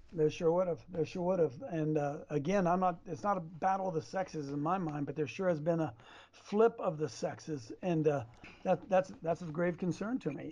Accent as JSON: {"language": "English", "region": "Ohio", "country": "United States", "said": "I'm from Ohio"}